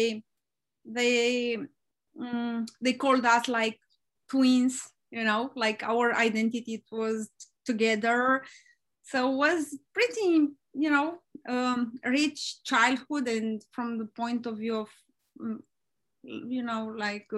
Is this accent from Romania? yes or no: yes; Romania; moved away; I'm from Romania and I grew up there